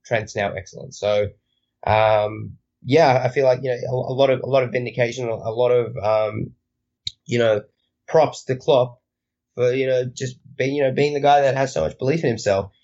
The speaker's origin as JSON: {"language": "English", "country": "Australia", "said": "I am Australian"}